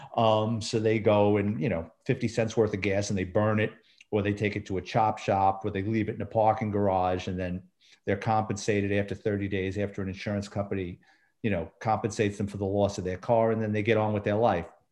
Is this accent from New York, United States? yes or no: yes; New York City, New York, United States; moved away as an adult; also born or lived in Central Florida; now in Florida, United States; I lived in New York City my entire life.